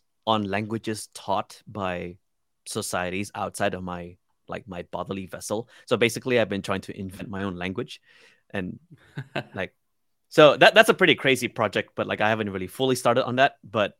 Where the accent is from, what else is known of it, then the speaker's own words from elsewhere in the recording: Sarawak, Malaysia; first language Iban; English is a second language; English mainly. My indigenous language. So I come from the Iban tribe from the island of Borneo. So it's called the language as well. It's called Iban, and Japanese.